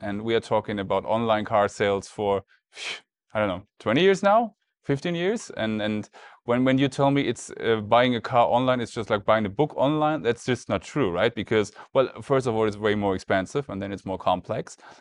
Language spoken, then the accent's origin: English; Germany; we're in the U S, obviously, and, um, I'm from Germany